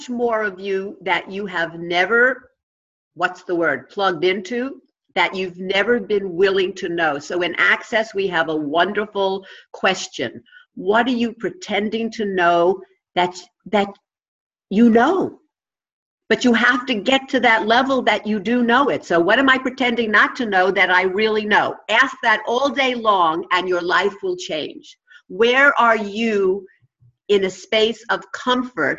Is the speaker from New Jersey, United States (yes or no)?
no; New York, United States; accent: New York; my New York accent